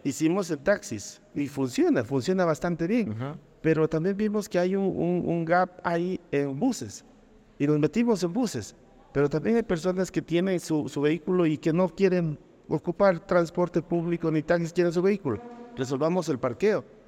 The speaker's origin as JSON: {"language": "Spanish", "region": "Loja", "country": "Ecuador", "tie": "born or raised there", "said": "cuando nacemos en, regiones como Loja, o, en países como Ecuador"}